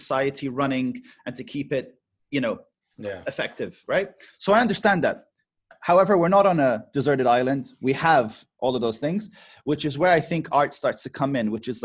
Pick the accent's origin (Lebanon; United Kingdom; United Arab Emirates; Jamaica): United Arab Emirates; Abu Dhabi; when we were raised in Abu Dhabi